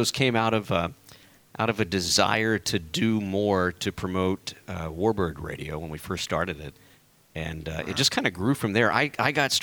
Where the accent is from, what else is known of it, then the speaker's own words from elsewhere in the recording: Corpus Christi, Texas, United States; I grew up down in South Texas